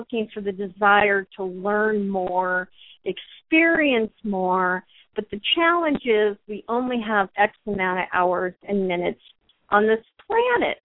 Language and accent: English; United States; the pride I had in being an American